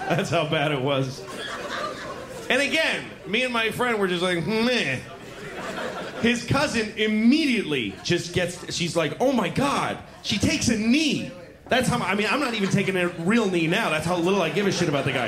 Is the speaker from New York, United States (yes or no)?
yes; New York, United States; me and my friend, we're from New York